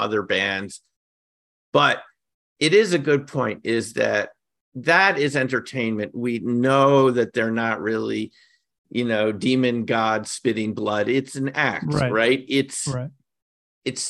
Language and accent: English; New York City, New York, United States; I grew up in the New York City area